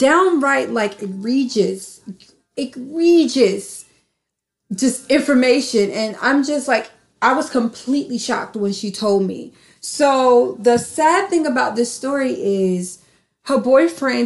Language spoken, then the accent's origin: English; North Carolina, United States; moved away; I'm from North Carolina